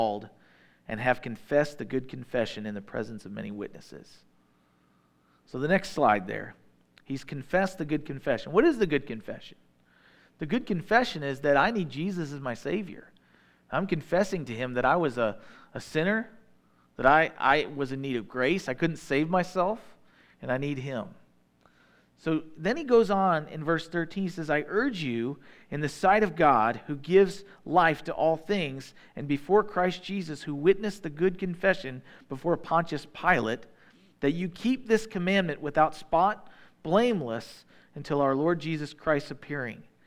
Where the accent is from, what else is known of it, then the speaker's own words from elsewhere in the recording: Midwest, United States; I'm a Midwesterner.